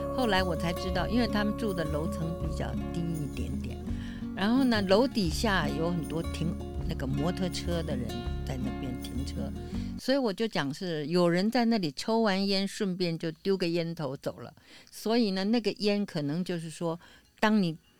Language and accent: Chinese; Taipei, Taiwan; also born or lived in Beijing, China; 两三岁的时候到台湾，我就听闽南话